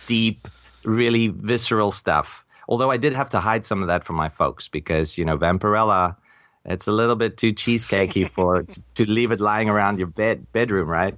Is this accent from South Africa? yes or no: yes; South Africa; now in Taipei, Taiwan; I'm from South Africa. I was born a South African, and I'm an expat now living in Taipei